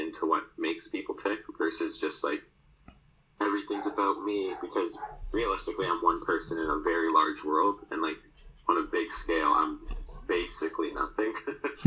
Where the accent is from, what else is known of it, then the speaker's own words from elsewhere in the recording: Toronto, Ontario, Canada; So I grew up in Toronto.